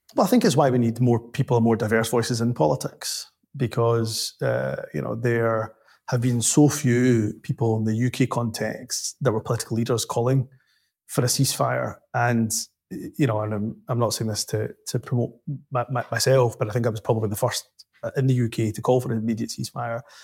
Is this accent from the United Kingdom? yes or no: yes; Glasgow, Scotland, United Kingdom; also born or lived in Dundee; I went from Glasgow to Dundee